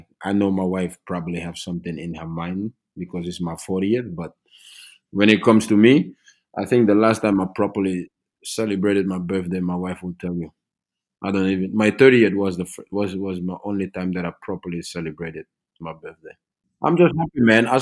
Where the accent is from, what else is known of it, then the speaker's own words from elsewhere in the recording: Norway; I was a kid growing up in Norway, so I was basically Norwegians in other people's eyes